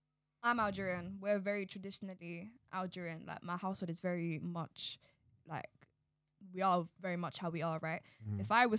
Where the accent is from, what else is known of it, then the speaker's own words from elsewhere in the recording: Nigeria; And he was like, where are you from? And I was like, Nigeria.